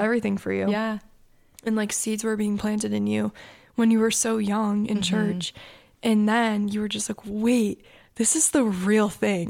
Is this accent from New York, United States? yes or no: no; Annapolis, Maryland, United States; we're from Annapolis